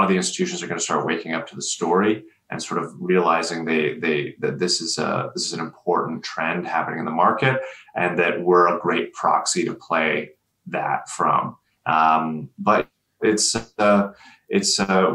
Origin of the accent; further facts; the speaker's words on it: Canada; I'm Canadian